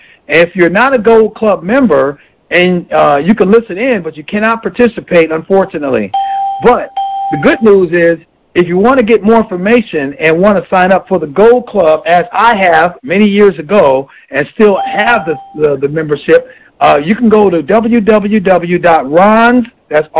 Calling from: Los Angeles, California, United States; I'm calling from Los Angeles, California

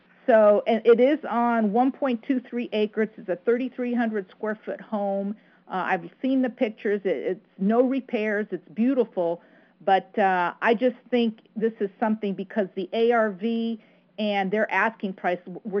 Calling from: Connecticut, United States; Hi, Ron. I'm in Connecticut.

